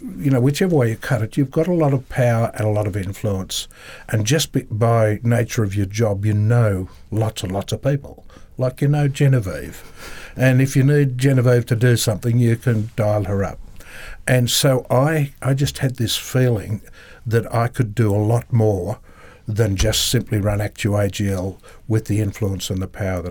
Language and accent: English; Wellington, New South Wales, Australia; now in Canberra, Australia; I grew up in Wellington, New South Wales